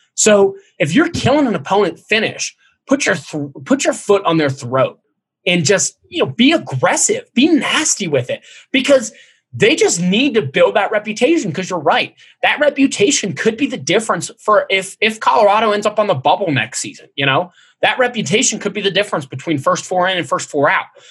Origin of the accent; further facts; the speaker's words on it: Cincinnati, Ohio, United States; growing up in Cincinnati